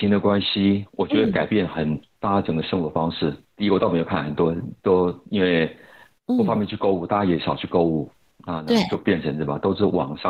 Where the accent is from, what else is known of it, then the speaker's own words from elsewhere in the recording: South Korea; Chinese is a second language; 想我是韩国人啊，所以那我在我在飞机上睡飞机上睡一个睡一个晚上啊。